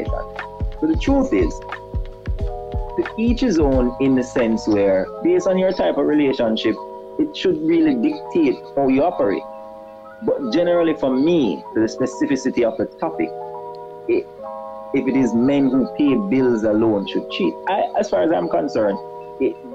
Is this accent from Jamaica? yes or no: yes; Jamaica; I'm from Jamaica, most beautiful country in the world